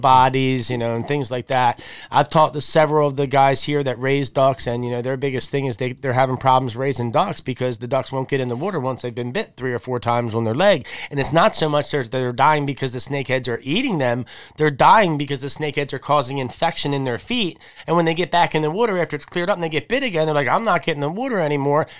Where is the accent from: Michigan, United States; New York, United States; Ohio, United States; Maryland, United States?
Maryland, United States; Bush River; I grew up on the Bush River